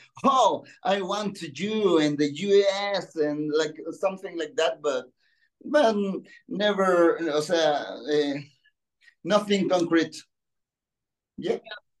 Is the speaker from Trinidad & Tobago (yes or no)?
no; Chile; English is a second language; I've been in England, Spain, Colombia, and right now in Mexico. And Chile. because I'm from Chile.